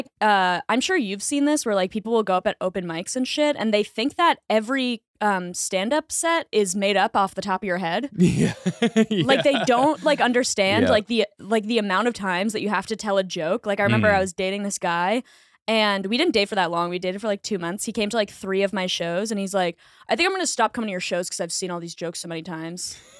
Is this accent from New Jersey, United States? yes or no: no; Boston, Massachusetts, United States; now in New York, United States; Boston. I grew up in Boston.